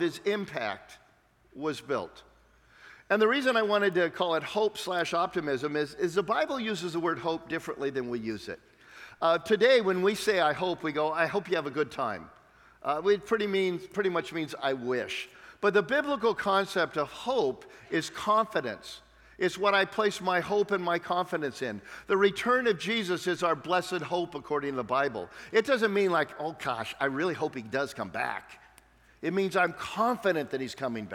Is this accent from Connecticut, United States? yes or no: no; San Diego, California, United States; I'm from San Diego, which means I live in the land of fruits and nuts